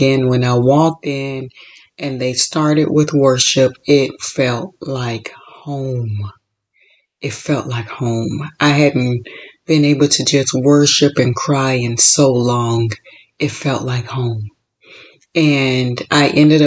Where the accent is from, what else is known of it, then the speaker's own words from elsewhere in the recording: Florida, United States; also born or lived in Chicago; now in California, United States; I was born and raised in Florida, lived in Chicago, and moved to California.